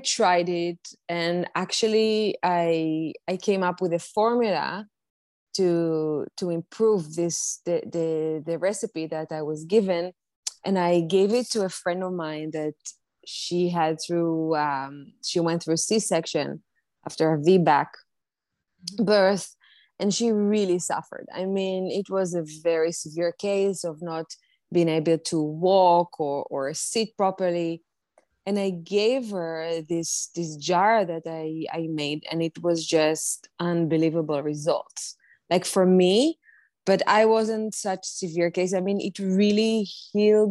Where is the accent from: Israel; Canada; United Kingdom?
Israel; now in New York City, United States; I currently live in New York City. I was born and raised in Israel